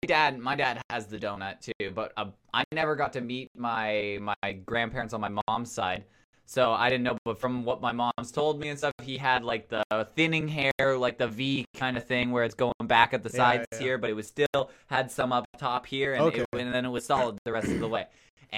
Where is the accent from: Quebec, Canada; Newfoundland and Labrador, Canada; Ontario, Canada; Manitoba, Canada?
Newfoundland and Labrador, Canada; accent: Newfoundland; Yeah, I should have done Ohio, that whole thing in my Newfoundland accent because it's much better.